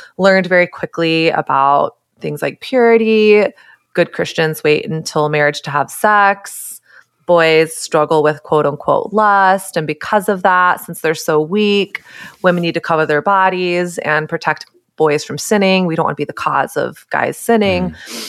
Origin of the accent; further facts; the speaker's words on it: Texas, United States; I grew up in Texas during early 2000s, late 90s, early 2000s